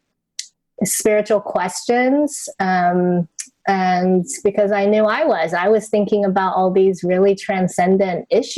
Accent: Taiwan; English is a second language; I grew up in Taiwan and I didn't actually learn English until I was 10 years old.

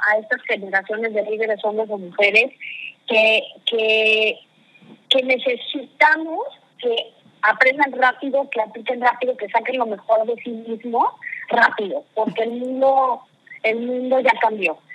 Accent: Mexico; also born or lived in United States; yo soy una mujer mexicana, nací en una familia tradicional

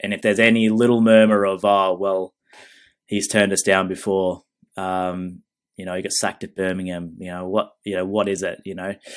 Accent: Australia; I'm Australian

